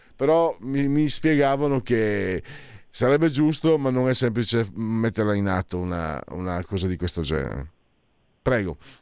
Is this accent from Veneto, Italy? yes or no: yes; Veneto, Italy; also born or lived in Friuli-Venezia Giulia; io che sono veneto, eh, veneto e frulano